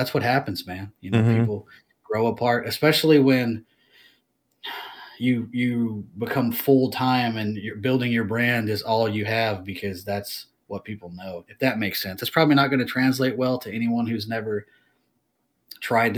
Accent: United States; I'm American.

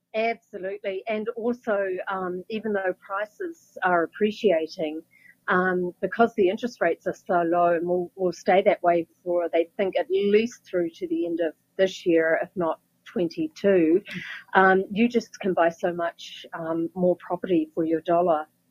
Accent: Wellington, New Zealand; moved away as an adult; now in California, United States; my hometown, Wellington

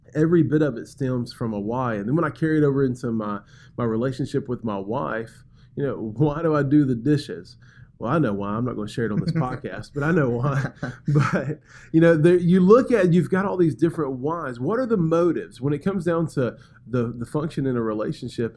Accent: Birmingham, Alabama, United States; moved away as an adult; now in Macon, United States; I come from Birmingham, Alabama. That's where I was born and raised.

